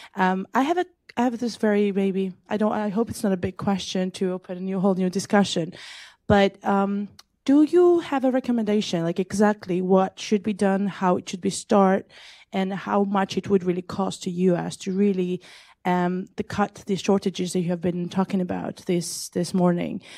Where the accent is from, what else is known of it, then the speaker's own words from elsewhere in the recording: Georgia; we have another Georgian in the room